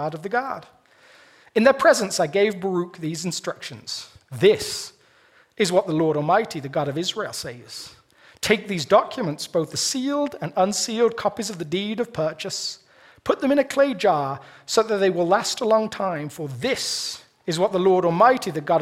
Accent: United Kingdom; moved away as an adult; now in Colorado, United States; I'm British

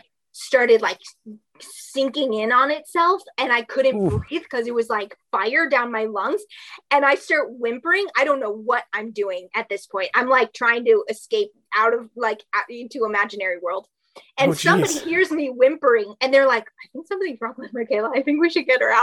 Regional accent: Minnesota, United States; moved away; I'm a Minnesota girl, and I came down here

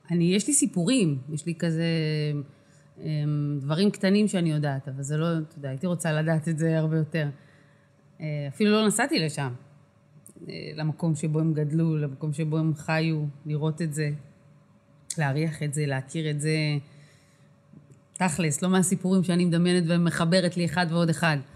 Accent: Kiryat Arba, West Bank, Palestine; זאת אומרת, אני גדלתי בקריית ארבע, אז המוזיקה שהכרתי זה הייתה באמת

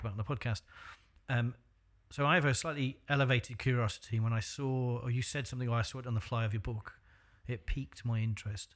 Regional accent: North Wales, United Kingdom; I came from North Wales

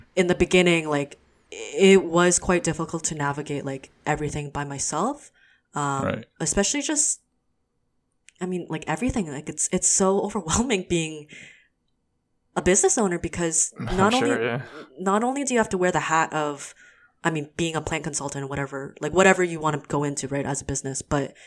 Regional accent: Hamilton, Ontario, Canada; also born or lived in Waterloo; I grew up in Hamilton, so it's a predominantly white neighborhood community

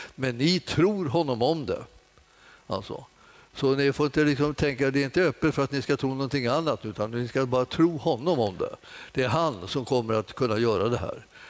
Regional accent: Stockholm, Stockholm County, Sweden; jag kommer från Enskede egentligen.

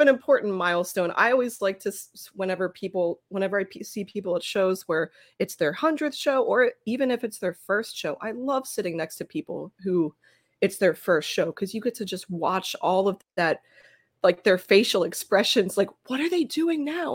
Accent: Philadelphia, Pennsylvania, United States; my hometown

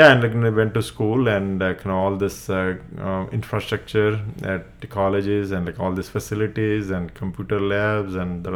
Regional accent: Gujarat, India; first language Gujarati; English is a second language; moved away; I was in Gujarati medium, where my mother tongue is Gujarati, where so medium of instruction is in Gujarati.

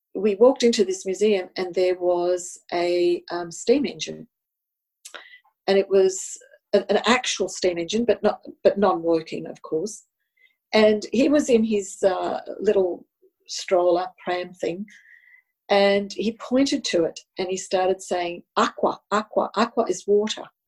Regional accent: Australia; first language Italian; English is a second language; Italian was my first language, even though I was born here in Australia

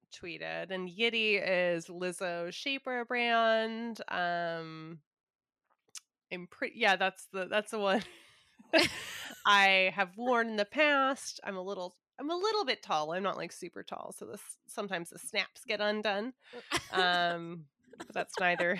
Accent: Southern California, United States; I grew up in SoCal

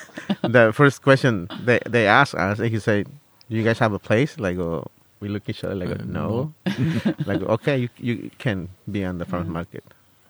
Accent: Guerrero, Mexico; English is a second language; also born or lived in Santa Barbara, California; now in California, United States; I'm from Guerrero.

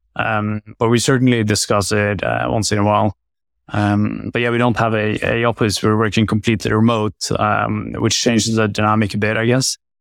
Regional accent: Oslo, Norway; I'm born and raised in Oslo and still live in Oslo

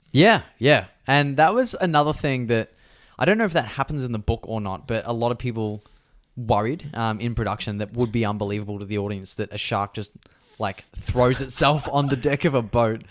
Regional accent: Australia; growing up in Australia

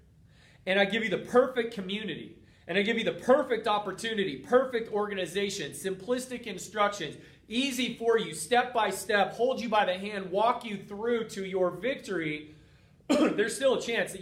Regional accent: Boulder, Colorado, United States; moved away; my hometown of Boulder, Colorado

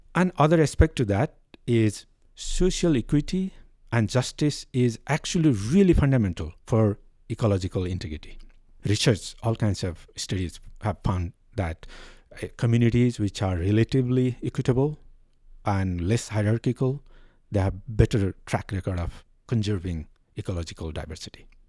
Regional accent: Nepal; I am from Nepal.

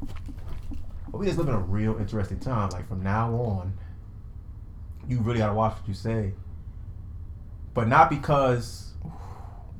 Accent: United States; we're American

